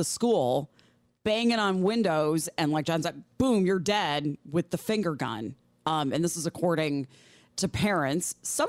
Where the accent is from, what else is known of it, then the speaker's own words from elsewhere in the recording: Midwest, United States; Growing up in the Midwest, we had tornado drills.